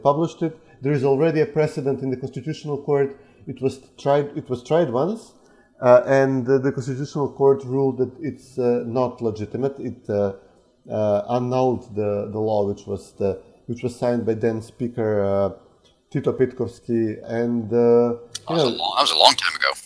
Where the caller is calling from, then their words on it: Skopje, North Macedonia; I'm calling in from Skopje, the Republic of Macedonia